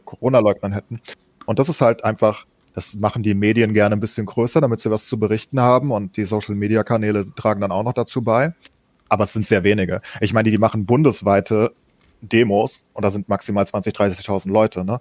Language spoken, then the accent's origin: German; Germany; wir als Deutsche